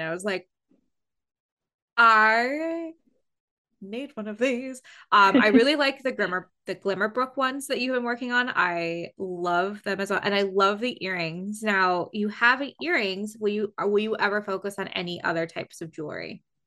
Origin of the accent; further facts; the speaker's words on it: Canada; being Canadian